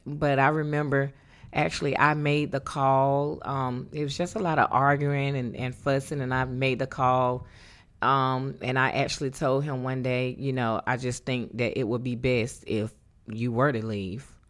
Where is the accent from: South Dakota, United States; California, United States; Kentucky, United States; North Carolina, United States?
North Carolina, United States; moved away as an adult; born and raised in North Carolina